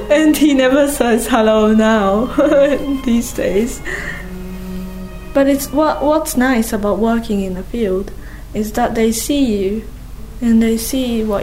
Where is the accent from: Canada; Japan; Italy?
Japan; Kanagawa; now in Onomichi, Japan; Perhaps because I am from Kanagawa that I can appreciate the sea, the local produce, the people here, and the dialect of Hiroshima people.